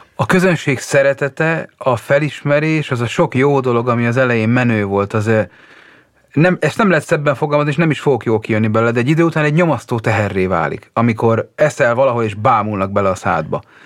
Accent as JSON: {"language": "Hungarian", "country": "Hungary", "tie": "born or raised there", "also_born_or_lived": "Budapest", "moved": "yes", "said": "ha még Pesten élek, és megkérnek a szülőfalumba"}